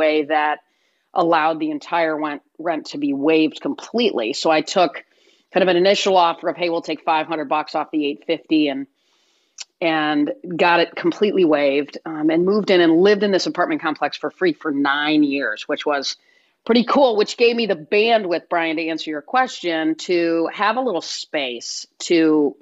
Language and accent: English; Michigan, United States; a Midwesterner, grew up in Michigan